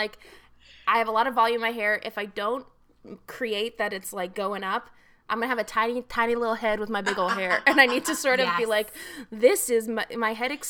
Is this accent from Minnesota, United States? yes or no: no; Agoura Hills, California, United States; also born or lived in Texas; I was born in Texas, and then when I was six, my mother and I moved. So my dad's still in Texas, my mom and I moved to Agoura Hills, California